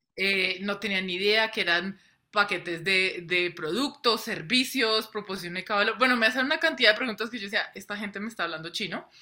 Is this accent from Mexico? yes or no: no; Colombia; yo soy nacida, criada en Colombia